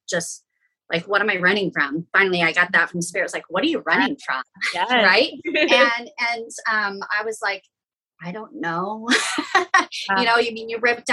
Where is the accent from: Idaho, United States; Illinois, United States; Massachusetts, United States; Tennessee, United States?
Idaho, United States; I was born and raised in Idaho. I'm a small town girl.